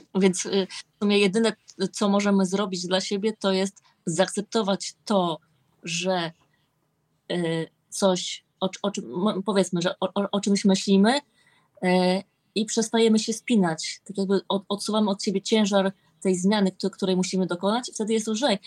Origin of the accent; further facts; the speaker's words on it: Olsztyn, Warmian-Masurian Voivodeship, Poland; jestem z Olsztyna